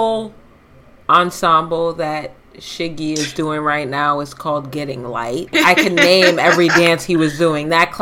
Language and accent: English; New York City, New York, United States; I'm from the Bronx